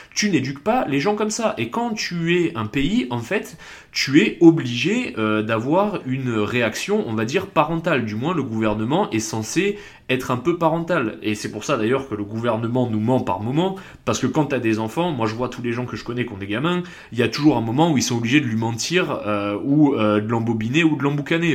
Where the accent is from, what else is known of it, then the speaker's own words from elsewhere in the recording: south-east France, France; accent: southern, south-east; also born or lived in England; j'ai un accent du sud, alors certes sud-est, pas sud-ouest